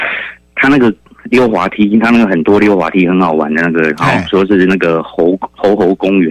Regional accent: New Taipei, Taiwan; also born or lived in Sanchong, New Taipei; 我新北人嘛

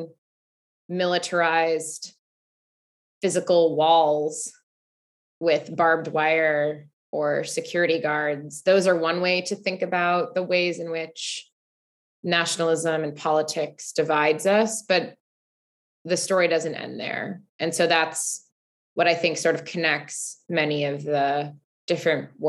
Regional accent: Highland Park, Illinois, United States; I grew up in Highland Park, Illinois. It's a suburb of Chicago.

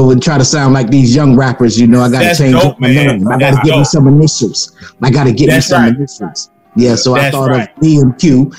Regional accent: Rochester, New York, United States; moved away; also born or lived in Alabama / Riverside, California / Miami, Florida; So I am from Rochester, New York. My mother moved to Riverside, California.

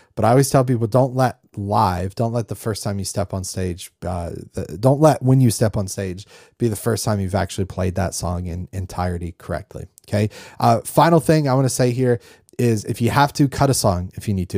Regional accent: North Carolina, United States; growing up in North Carolina

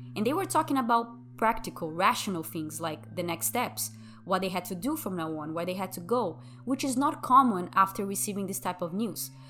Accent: Brazil; first language Portuguese; English is a second language; moved away as an adult; now in United States; I'm from Brazil, and that's my native language

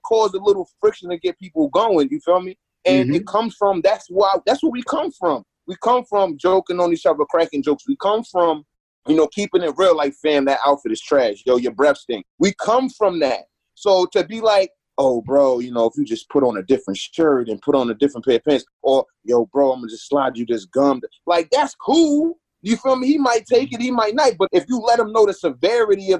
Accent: New York, United States; I'm from New York. I'm not from New York City, but I'm from New York

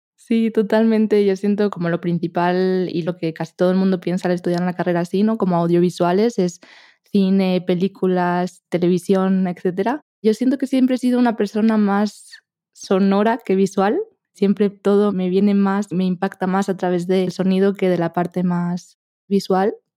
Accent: Spain; accent: Spanish; mi acento es español

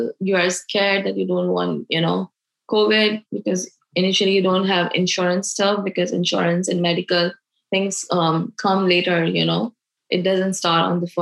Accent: Pakistan; moved away as an adult; now in United States; I am from Pakistan

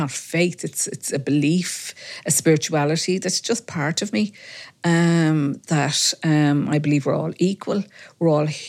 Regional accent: Ballymun, Leinster, Ireland; When I grew up in Ballymun, we lived in Stormstown Road, and we had a beautiful green outside our house, Wadley Green, and we played out there morning, noon and night.

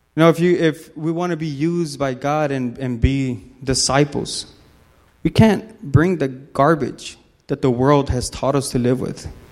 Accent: Los Angeles, California, United States; moved away; I'm, I'm from California. Whoop, whoop, Lakers. So I'm, I'm from Los Angeles

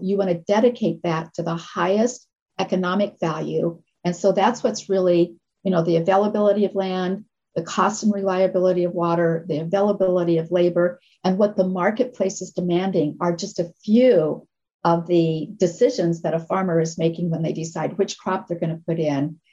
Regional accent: Nebraska, United States; moved away; I come from Nebraska

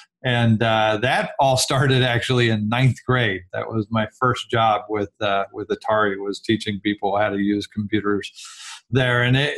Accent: California, United States; I'm actually a Silicon kid. So I grew up in Silicon Valley with Apple and other companies just down the street from me growing up.

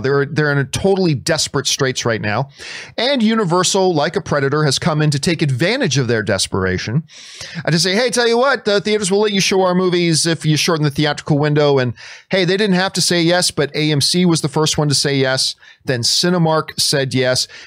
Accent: Canada; I'm Canadian

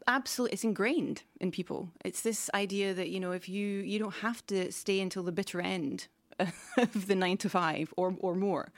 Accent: United Kingdom; moved away as an adult; now in Stockholm, Sweden; the U K where I'm from

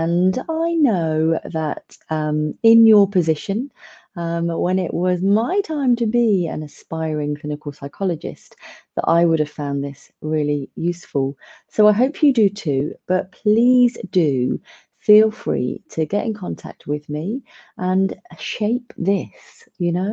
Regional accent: Milton Keynes, South East England, United Kingdom; I'm originally from the Milton Keynes area

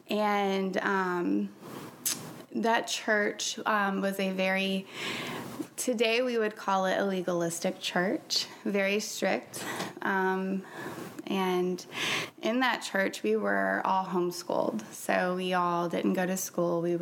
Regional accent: Jackson, Mississippi, United States; born there; now in Florida, United States

